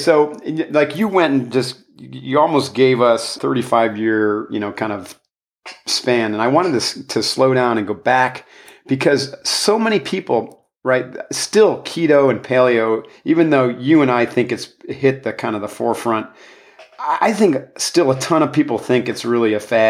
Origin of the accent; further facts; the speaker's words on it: New York, United States; Upstate New York. North. Yep. Yeah, like north of Albany by several hours.